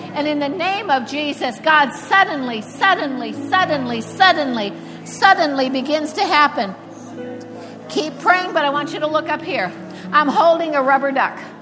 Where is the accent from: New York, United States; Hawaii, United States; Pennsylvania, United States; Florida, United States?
Florida, United States; Cocoa Beach; first language English; I'm from Cocoa Beach, Florida, and I worked at a hotel where a lot of the astronauts came